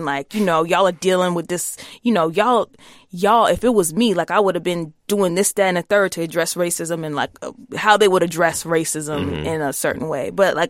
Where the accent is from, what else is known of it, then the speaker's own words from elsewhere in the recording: the South, United States; you're never not gonna know that I'm like from the South.